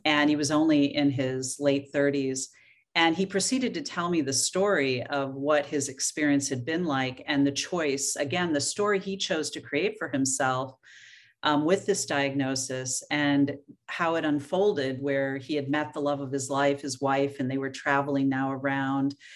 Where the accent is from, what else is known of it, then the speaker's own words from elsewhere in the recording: Oregon, United States; moved away; I was born and raised in Oregon